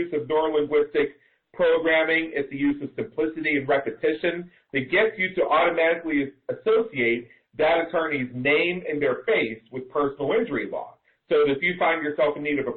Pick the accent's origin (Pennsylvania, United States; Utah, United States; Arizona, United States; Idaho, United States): Pennsylvania, United States; Pittsburgh; now in Las Vegas, United States; growing up in Pittsburgh